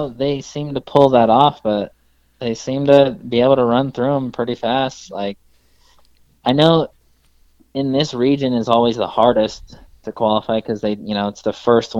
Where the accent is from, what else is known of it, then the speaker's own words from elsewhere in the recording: Washington, United States; also born or lived in California; because I was born in California, but we moved up to Washington when I was little.